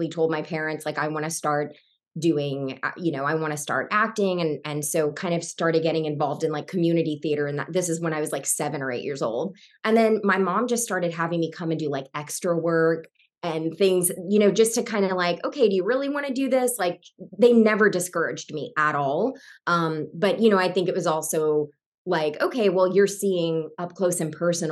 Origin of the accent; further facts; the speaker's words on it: Savannah, Georgia, United States; I grew up in Savannah, Georgia